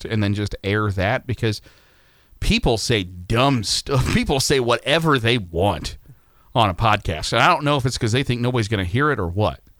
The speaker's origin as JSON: {"language": "English", "region": "Virginia", "country": "United States", "tie": "born or raised there", "said": "and that's not the game I grew, grew to love as a kid growing up in Virginia."}